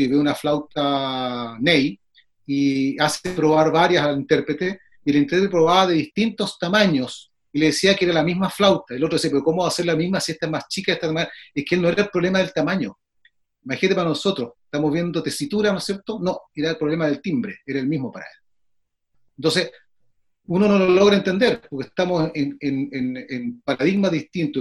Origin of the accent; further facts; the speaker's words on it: Chile; soy chileno